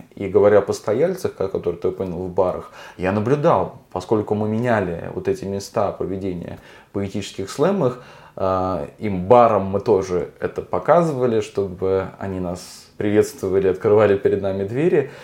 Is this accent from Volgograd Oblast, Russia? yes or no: yes; Volgograd, Volgograd Oblast, Russia; Я говорю как человек, который все детство провел на Спартановке